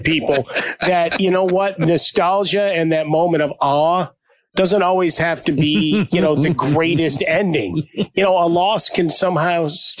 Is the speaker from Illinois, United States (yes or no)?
yes; Chicago, Illinois, United States; growing up in Chicago